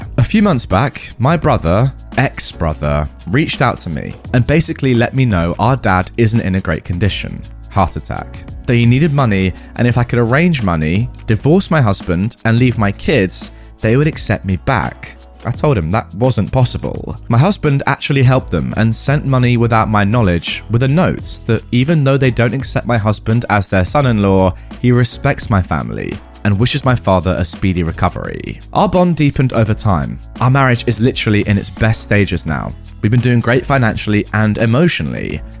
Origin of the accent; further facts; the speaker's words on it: India; I'm originally from India and my husband is from Pakistan.